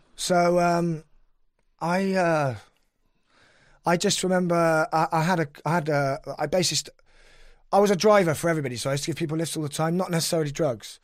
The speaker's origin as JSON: {"language": "English", "town": "Cheltenham", "region": "South West England", "country": "United Kingdom", "said": "I'm from Cheltenham"}